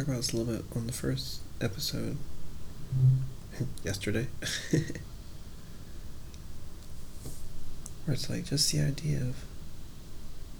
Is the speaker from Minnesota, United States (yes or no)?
no; Florida, United States; I'm from Florida